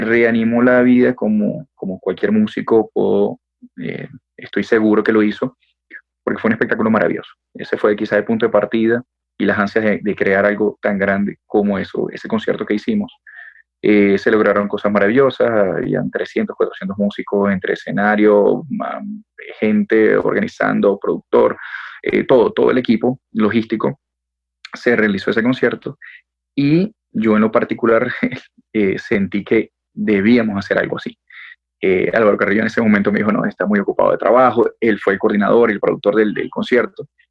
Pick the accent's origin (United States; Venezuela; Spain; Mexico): Venezuela; moved away as an adult; now in Bogotá, Colombia; tres años aproximadamente viviendo acá en la ciudad de Bogotá, em, de Venezuela, digamos que también de familia colombiana